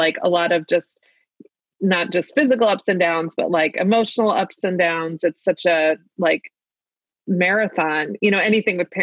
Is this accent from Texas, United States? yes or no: no; Baltimore, Maryland, United States; accent: Maryland, Baltimore; with my Maryland accent